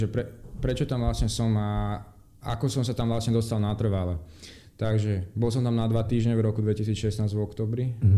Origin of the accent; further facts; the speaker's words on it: Slovakia; moved away as an adult; also born or lived in Denmark; now in Brazil; Slovensko povieš